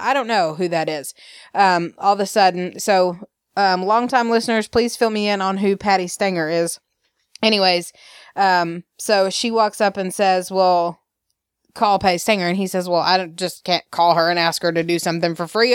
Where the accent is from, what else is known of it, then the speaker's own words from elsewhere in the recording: Alabama, United States; I am from Alabama.